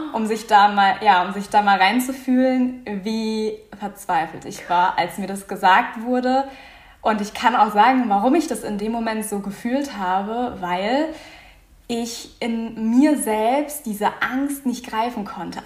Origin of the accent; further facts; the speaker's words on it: Offenburg, Baden-Württemberg, Germany; Ich komme aus Offenburg